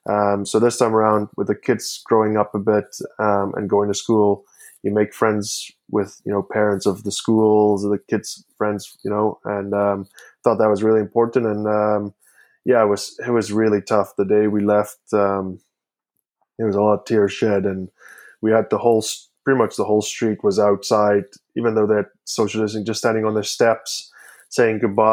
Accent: Canada; also born or lived in South Africa; Canada. But they're like, yeah, but there's still a twang to your voice. And like, yeah, okay. I'm from South Africa as well. I was born in South Africa

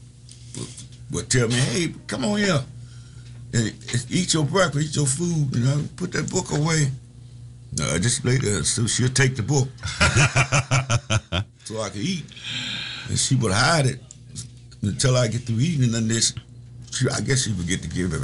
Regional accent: Camden, Mississippi, United States; moved away as an adult; now in Chicago, United States; I came from Mississippi, a place called Camden, Mississippi. I was raised in Mississippi until I got 18 years old.

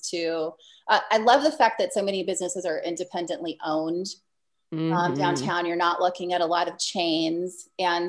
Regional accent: Iowa, United States; also born or lived in Southern California; now in Des Moines, United States; I grew up in Iowa. I am not from Des Moines originally

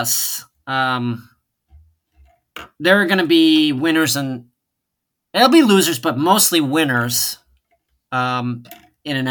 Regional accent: West Chicago, Illinois, United States; moved away as an adult; Being from West Chicago

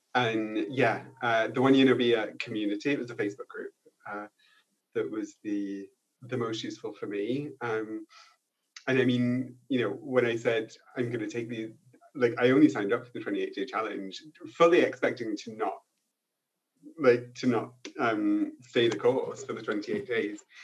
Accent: United Kingdom; also born or lived in Paris, France; now in France; I'm too British to be French, but I'm also too French to be British.

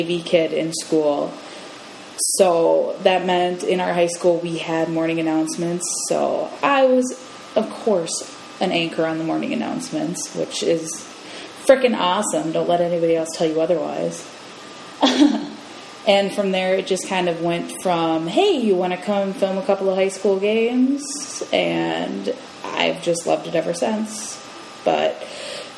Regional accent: Roseville, Minnesota, United States; I am from Roseville, Minnesota, and I am 24 years old

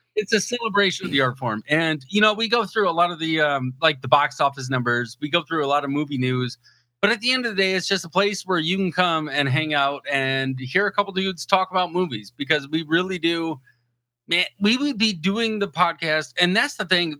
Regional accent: Port Huron, Michigan, United States; moved away as an adult; also born or lived in San Diego, California; I was born and raised over in the thumb in Port Huron

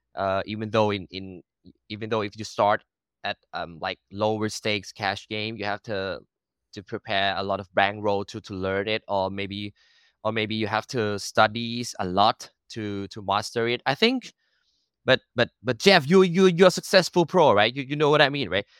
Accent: Bangkok, Thailand; first language Thai; English is a second language; I was born and raised in Bangkok

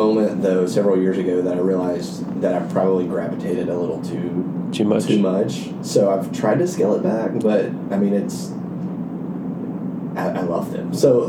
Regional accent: Alabama, United States; So I'm from Alabama.

